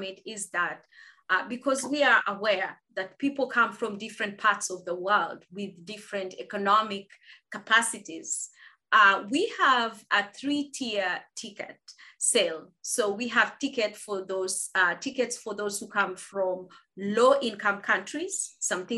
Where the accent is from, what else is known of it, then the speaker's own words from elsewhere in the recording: Kenya; moved away as an adult; also born or lived in South Africa / United States; I come from Kenya, went to a primary school which is not well known